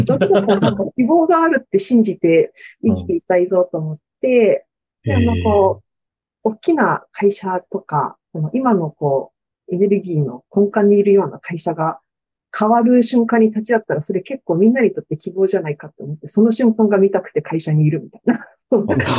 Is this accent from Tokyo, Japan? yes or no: yes; Tokyo, Japan; born or raised there